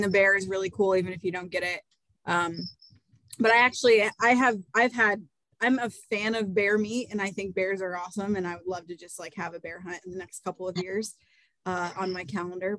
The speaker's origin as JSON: {"language": "English", "region": "Iowa", "country": "United States", "tie": "born or raised there", "said": "growing up in Iowa"}